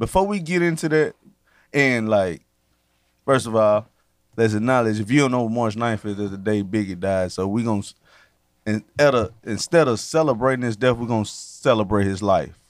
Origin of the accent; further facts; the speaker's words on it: Southeast Tennessee, United States; We're from Southeast Tennessee.